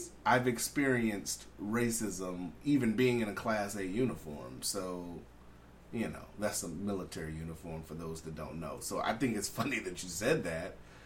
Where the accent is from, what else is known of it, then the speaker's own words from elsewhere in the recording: California, United States; That's me being born and raised in California.